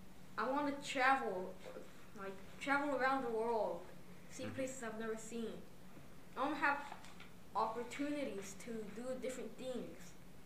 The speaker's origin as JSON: {"language": "English", "town": "Bakersfield", "region": "California", "country": "United States", "said": "I'm from Bakersfield, California"}